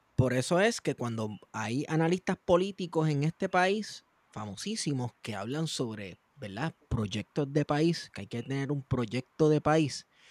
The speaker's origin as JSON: {"language": "Spanish", "country": "Puerto Rico", "said": "como puertorriqueños y puertorriqueñas"}